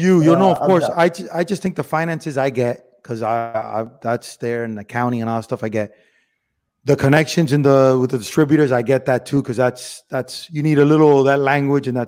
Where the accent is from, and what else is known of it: Miami, Florida, United States; born or raised there; moved away as an adult; also born or lived in Cuba / Spain / Los Angeles / Las Vegas